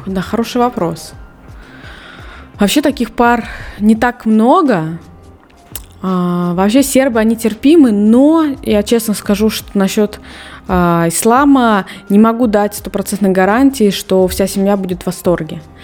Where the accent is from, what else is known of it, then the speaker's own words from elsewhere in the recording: Russia; moved away as an adult; now in Serbia; я до 19 лет я не выезжала из России